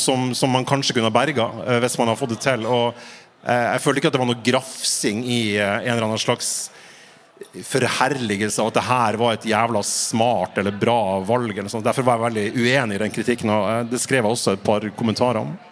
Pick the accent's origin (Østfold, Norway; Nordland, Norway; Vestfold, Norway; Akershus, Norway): Nordland, Norway; Fauske; jeg er fra Fauske i Nordland